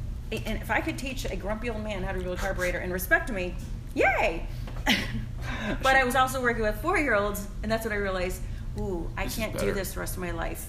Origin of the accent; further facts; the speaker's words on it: Olmsted Falls, Ohio, United States; also born or lived in Rocky River, Ohio; now in Westlake, United States; So I grew up in Olmsted Falls.